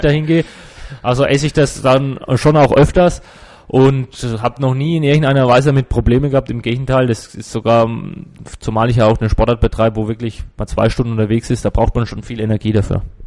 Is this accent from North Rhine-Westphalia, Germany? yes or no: no; Würzburg, Bavaria, Germany; also born or lived in Gerbrunn / Kitzingen; Also ich bin schon in Würzburg geboren und auch schon immer hier geschwommen in Würzburg im Verein